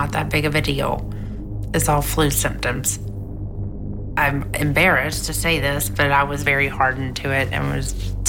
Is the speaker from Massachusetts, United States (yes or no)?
no; Georgia, United States; it was in my hometown